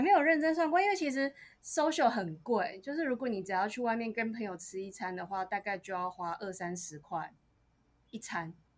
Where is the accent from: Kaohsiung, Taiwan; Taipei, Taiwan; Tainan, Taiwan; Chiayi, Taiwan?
Tainan, Taiwan; moved away as an adult; now in United States; 我是台南人